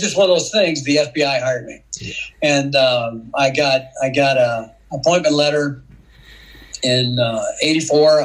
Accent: Rock Island, Illinois, United States; I grew up in Rock Island, Illinois

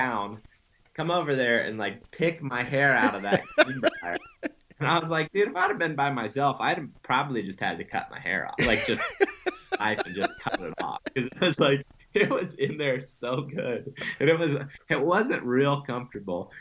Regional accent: Western Ohio, United States; moved away; I grew up in Western Ohio

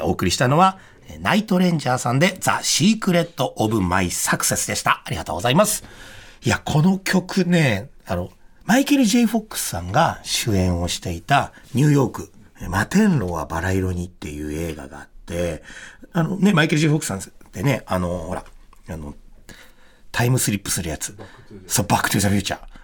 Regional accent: Ebara police district, Tokyo, Japan; うちの地元、まあ、江原警察署

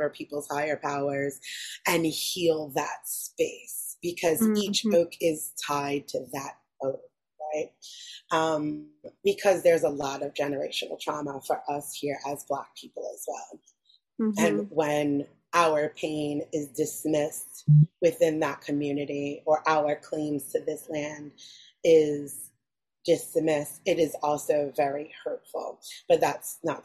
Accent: New York City, New York, United States; I'm from New York City

